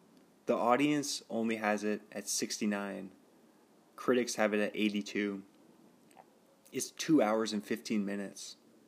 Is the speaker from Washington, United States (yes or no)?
yes; Kirkland, Washington, United States; I was born in Evergreen. Like, near Costco. Near the original Costco.